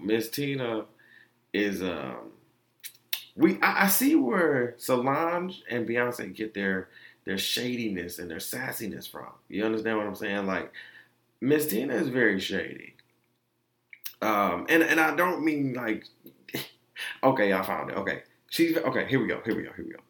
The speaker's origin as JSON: {"language": "English", "town": "Orlando", "region": "Florida", "country": "United States", "tie": "born or raised there", "said": "Being that I am from Orlando, like that's all they played when I was on Mercy Drive."}